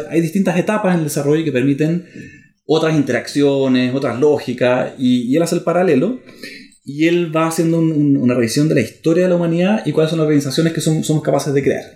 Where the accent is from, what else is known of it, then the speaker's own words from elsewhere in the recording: Germany; moved away; nací en Alemania